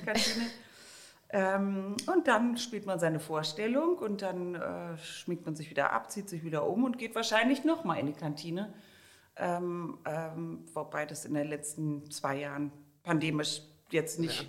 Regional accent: Germany; now in Vienna, Austria; wenn man als Deutscher in Österreich im Urlaub ist

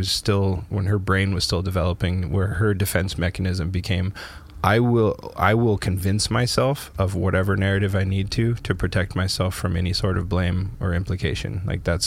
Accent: Canada; moved away; my hometown in Canada

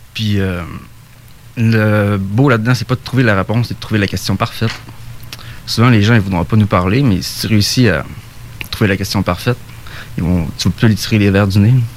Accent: Saguenay, Quebec, Canada; now in Côte-Nord, Canada; je viens du Saguenay, mais je suis là-bas.

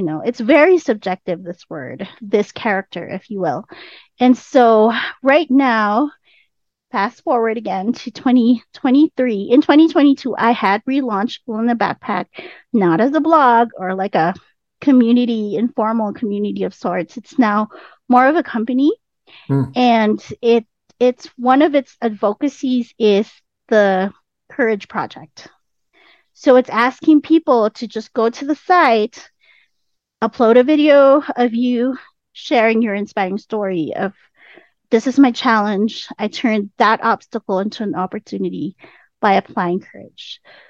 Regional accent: Philippines; now in United States; And I'm already in the US. I came from the Philippines. I'm already in the US. I was a teacher in the US

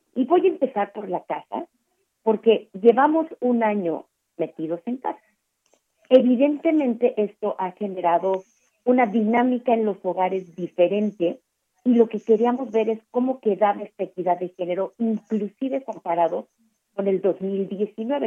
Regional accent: Mexico

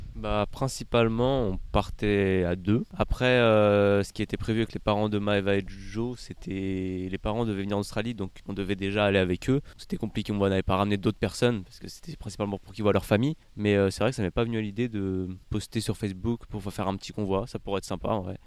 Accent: Paris, Île-de-France, France; je viens de Paris

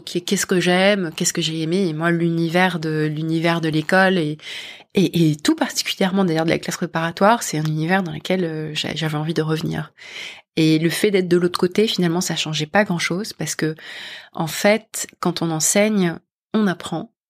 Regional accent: Paris, Île-de-France, France; moved away as an adult; also born or lived in London; je suis partie de France, de Paris et de France, et je, j'ai rejoint une entreprise américaine de la tech, euh, à Londres

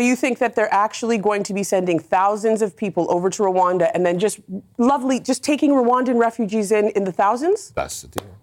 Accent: Canada; now in United Kingdom; I came here as a Canadian immigrant

